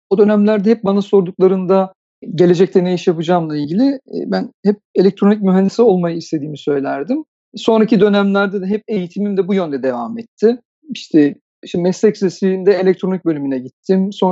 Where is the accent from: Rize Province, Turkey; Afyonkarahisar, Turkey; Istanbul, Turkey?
Istanbul, Turkey; 1975 doğumluyum. İstanbul'da doğdum ben